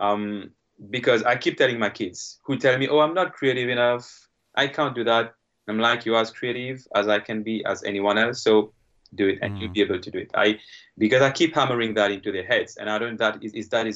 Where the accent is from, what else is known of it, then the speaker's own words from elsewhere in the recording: Mauritius; English is a second language; moved away as an adult; now in South Korea; I come from Mauritius, where we do have a strong Asian background as well